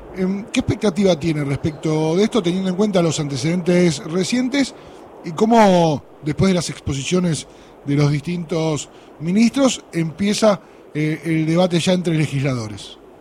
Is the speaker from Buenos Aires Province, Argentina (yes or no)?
yes; Zárate, Buenos Aires Province, Argentina; soy de, justamente de una de las zonas que está sufriendo eh, la quema de pastizales